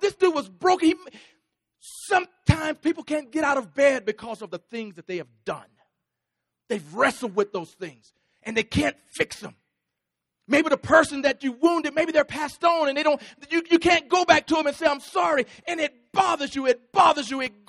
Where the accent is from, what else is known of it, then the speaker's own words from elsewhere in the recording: Texas, United States; I'm from Texas